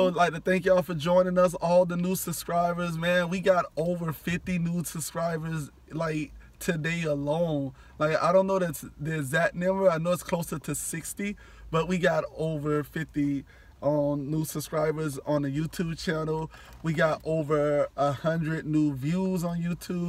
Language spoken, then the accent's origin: English; Miami, Florida, United States; born and raised in the county of Dade